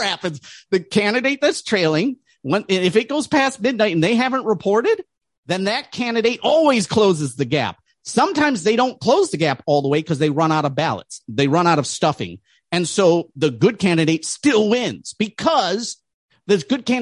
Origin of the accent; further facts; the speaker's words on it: Detroit, Michigan, United States; I grew up in Detroit